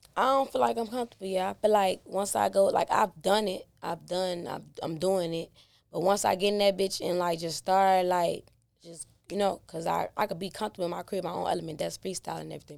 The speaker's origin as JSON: {"language": "English", "town": "Chicago", "region": "Illinois", "country": "United States", "tie": "born or raised there", "said": "Inglewood, born and raised. I mean, I'm from the go"}